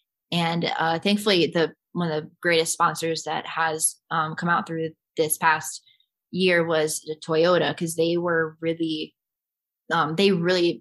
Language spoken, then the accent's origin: English; Cedar Rapids, Iowa, United States; In Cedar Rapids, my hometown